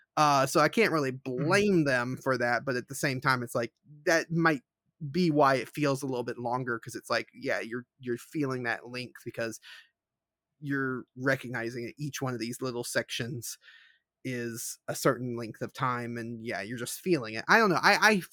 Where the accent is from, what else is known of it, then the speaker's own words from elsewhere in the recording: the South, United States; accent: southern; boat is one of those words that my southern accent comes out more in.